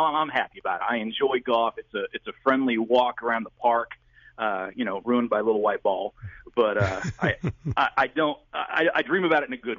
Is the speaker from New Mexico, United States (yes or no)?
no; Gallatin, Missouri, United States; born or raised there; now in St. Louis, United States